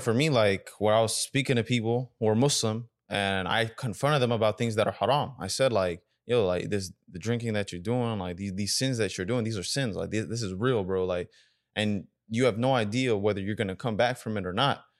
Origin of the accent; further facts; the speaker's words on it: United States; we grew up in America